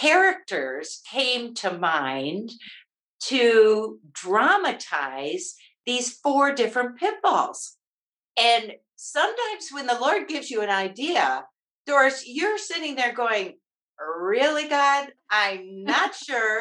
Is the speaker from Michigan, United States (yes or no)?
yes; Michigan, United States; moved away as an adult; also born or lived in Maryland; now in Colorado, United States; I always say I grew up in Michigan. I raised my kids in Maryland, and I now enjoy being a Nana in Colorado